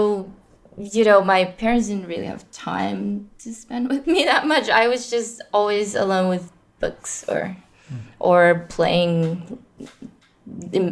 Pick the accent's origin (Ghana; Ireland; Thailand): Thailand; Bangkok; also born or lived in New York; I grew up here in Bangkok